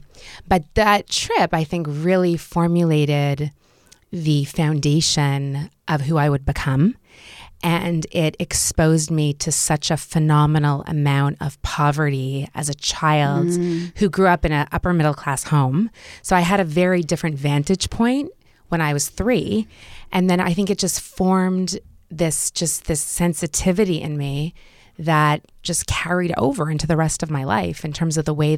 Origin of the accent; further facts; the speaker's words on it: Montreal, Quebec, Canada; also born or lived in Israel; I was brought up in Montreal, but we started off in a kibbutz in Israel and lived on a kibbutz for 6 months.